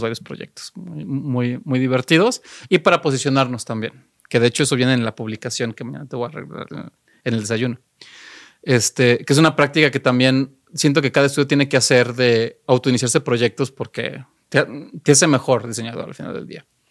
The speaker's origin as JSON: {"language": "Spanish", "region": "Mexico City", "country": "Mexico", "also_born_or_lived": "Eindhoven, Netherlands", "said": "yo soy más chilango"}